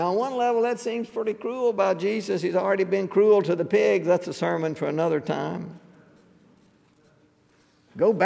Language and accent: English; Mississippi River Delta in Arkansas, United States; when I was growing up in the Mississippi River Delta in Arkansas